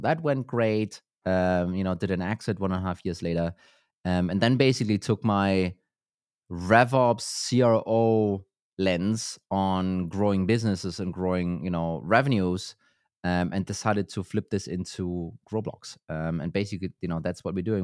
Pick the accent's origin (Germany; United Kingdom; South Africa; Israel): Germany; now in Denmark; I'm from Germany, Uh, so I'm not native here to Denmark